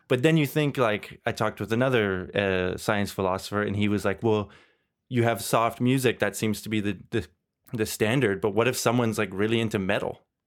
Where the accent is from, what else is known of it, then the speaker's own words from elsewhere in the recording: Canada; moved away as an adult; also born or lived in Germany; now in Belgium; I grew up in Canada